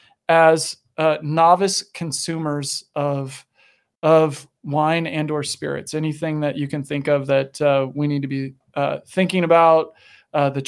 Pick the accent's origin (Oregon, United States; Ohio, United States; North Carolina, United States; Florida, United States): Oregon, United States; Medford; moved away; I say hometown because it's where I was born and raised. Medford, Central Point, Gold Hill, Oregon